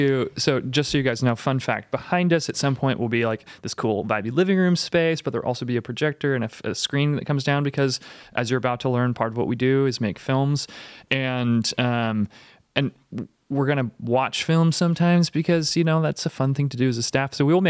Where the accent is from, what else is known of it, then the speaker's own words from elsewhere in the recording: Bothell, Washington, United States; moved away; We're like suburban kids. Cause I'm from Bothell, Washington initially.